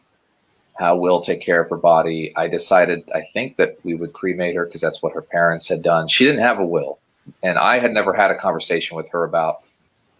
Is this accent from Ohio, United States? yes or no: yes; Ohio, United States; I was born in Ohio and spent the first 14 years of my life more or less living normally